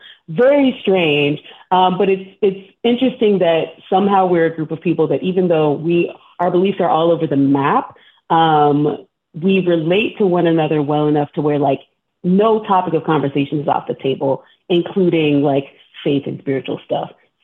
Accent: Texas, United States; Turns out Josh and Austin were both from Texas. I'm also from Texas.

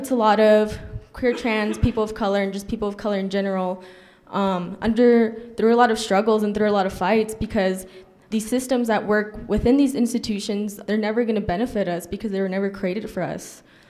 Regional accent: El Paso, Texas, United States; moved away as an adult; now in Albuquerque, United States; So I'm originally from El Paso, Texas, but I did move to Albuquerque for college.

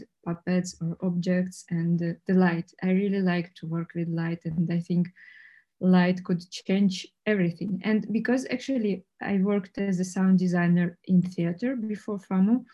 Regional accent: Russia; English is a second language; moved away as an adult; now in Prague, Czech Republic; I grew up in Russia

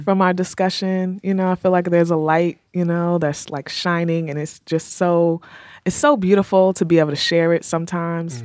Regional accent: Rahway, New Jersey, United States; moved away; I'm from Rahway

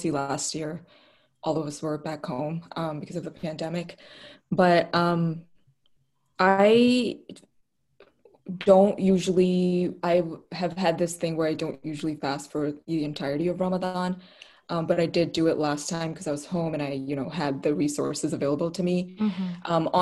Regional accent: Islamabad, Islamabad Capital Territory, Pakistan; first language Urdu; English is a second language; moved away as an adult; now in United States; I am from Islamabad, Pakistan

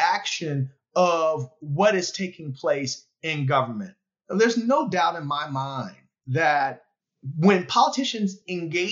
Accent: Philadelphia, Pennsylvania, United States; In Philadelphia, in my hometown

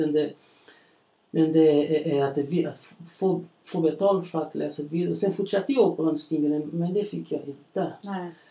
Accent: Belo Horizonte, Minas Gerais, Brazil; Swedish is a second language; moved away as an adult; now in Borlänge, Sweden; jag är uppväxt i, i Brasilien, ja. i en stor stad. stor, den heter Belo Horizonte

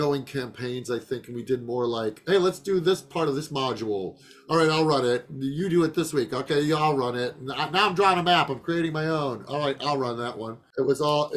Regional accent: Chicago, Illinois, United States; That's where I grew up

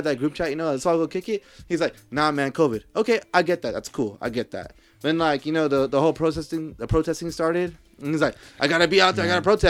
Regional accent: Compton, California, United States; I'm from Compton, bro.

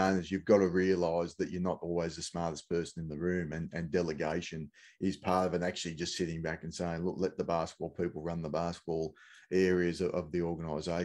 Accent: Australia; as Australian fans

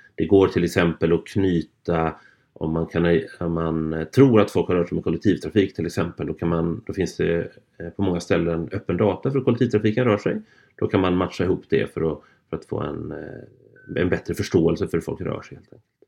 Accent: Gothenburg, Västra Götaland, Sweden; från min hemstad här

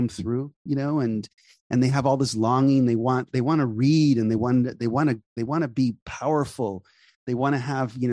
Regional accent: Whittier, California, United States; I went to high school in Whittier

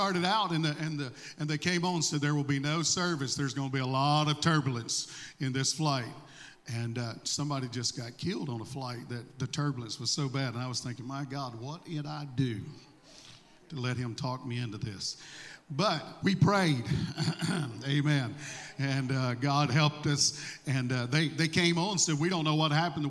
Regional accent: Mississippi, United States; accent: southern; I don't have this southern draw because I was raised in Florida. I was raised in Mississippi.

